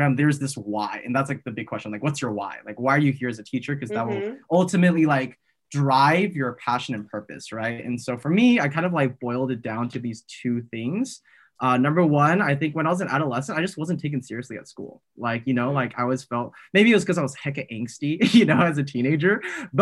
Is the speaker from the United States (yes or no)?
yes; San Jose, California, United States; also born or lived in Taiwan; was raised in kind of like the Cupertino, West San Jose, South Bay area ever since